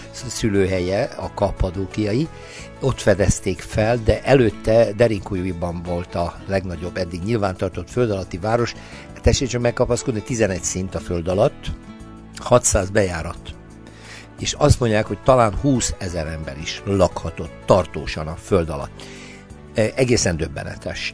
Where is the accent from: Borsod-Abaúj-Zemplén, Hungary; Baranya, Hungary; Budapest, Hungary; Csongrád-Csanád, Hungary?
Csongrád-Csanád, Hungary; Hódmezővásárhely; én hódmezővásárhelyről származom